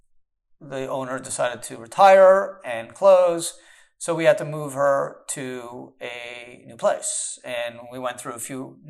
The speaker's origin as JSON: {"language": "English", "country": "Canada", "tie": "born or raised there", "moved": "yes", "lives_now": "United States", "said": "I was born in Canada"}